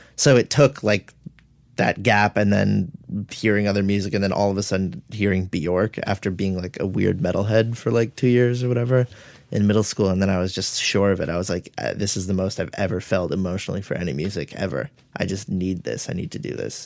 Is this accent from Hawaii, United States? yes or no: no; Los Angeles, California, United States; also born or lived in Winnetka, Los Angeles / Chatsworth, Los Angeles; I am from San Fernando Valley, so I grew up in, like, Woodland Hills and then moved to Winnetka during high school